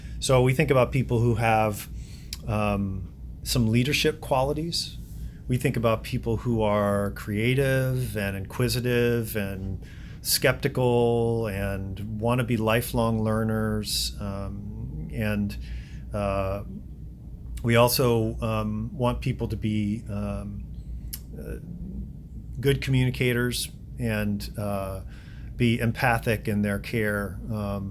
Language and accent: English; Ohio, United States; now in Chicago, United States; I am originally from Ohio